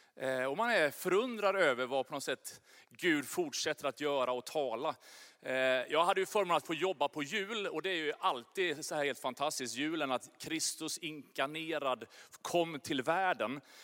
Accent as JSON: {"language": "Swedish", "country": "Sweden", "said": "jag är verkligen svensk"}